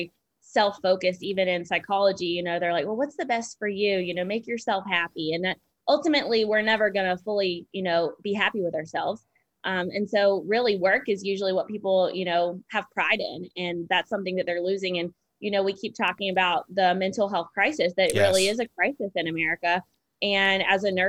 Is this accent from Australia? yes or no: no; United States; also born or lived in Seattle; as American